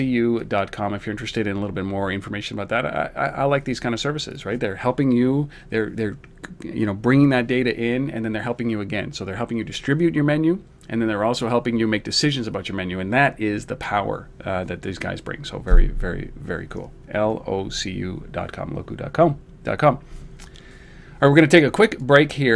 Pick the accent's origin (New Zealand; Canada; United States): Canada; as a Canadian